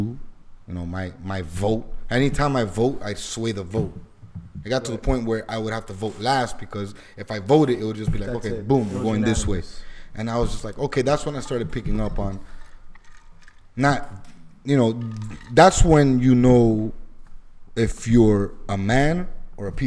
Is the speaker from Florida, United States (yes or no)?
yes; Miami, Florida, United States; I grew up in Alapata, then I moved to Kendall